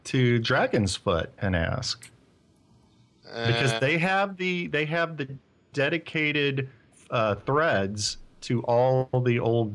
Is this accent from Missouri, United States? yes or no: yes; Missouri, United States; moved away; also born or lived in St. Louis, Missouri; I lived there for a long time. I'm from Missouri